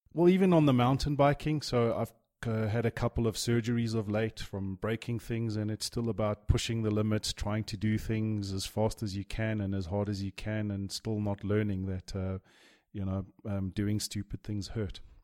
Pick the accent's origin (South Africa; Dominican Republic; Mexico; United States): South Africa; Johannesburg, Gauteng; also born or lived in Durban / Europe / Dubai; I moved to Jo'burg